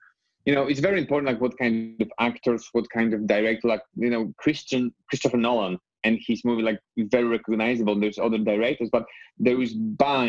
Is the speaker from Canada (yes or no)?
no; Poland; English is a second language; moved away as an adult; also born or lived in Scotland; the place where I was growing up in Poland